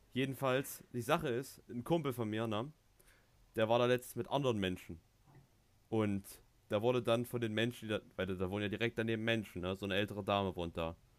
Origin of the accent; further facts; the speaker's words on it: Thuringia, Germany; bei uns in Thüringen